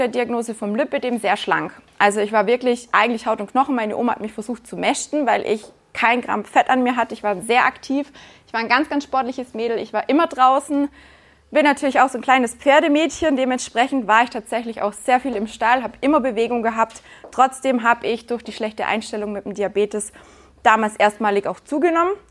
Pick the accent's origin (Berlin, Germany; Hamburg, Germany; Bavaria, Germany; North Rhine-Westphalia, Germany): Bavaria, Germany; Günzburg; now in Black Forest, Germany; Ich bin in Günzburg geboren